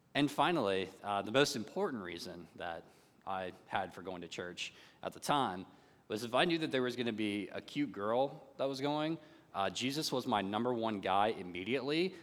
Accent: North Carolina, United States; growing up in North Carolina and growing up in the Bible Belt community

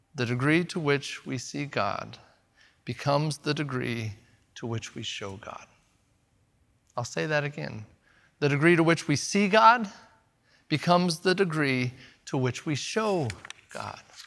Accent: the Northwest, Pacific Northwest, United States; also born or lived in Eugene, Oregon; they will automatically know I'm from America. They'll know by my language, they'll know by my accent, Furthermore, my clothes might give away that I'm from the Northwest.

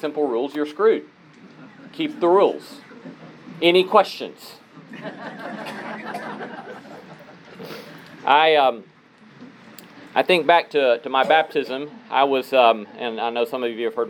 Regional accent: Talladega, Alabama, United States; Talladega, Alabama, my hometown

